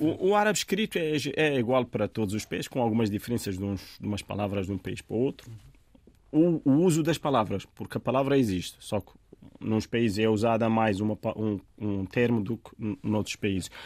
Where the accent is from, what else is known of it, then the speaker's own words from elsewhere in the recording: Tabia, Béni Mellal-Khénifra, Morocco; first language Tamazight (Berber); Portuguese is a second language; moved away as an adult; now in Portugal; a minha localidade chama-se Tabia. Tabia é, é uma aldeiazinha com poucas casas, onde eu nasci, onde comecei a aprender as primeiras, as primeiras letras em árabe, porque a primeira língua foi Tamazirt